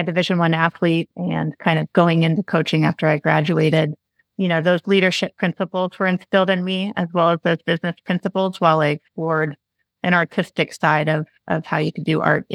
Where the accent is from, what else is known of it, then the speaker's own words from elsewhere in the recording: Yuba City, California, United States; also born or lived in Monterey, California; I grew up in Yuba City and then went to high school on the coast in Monterey.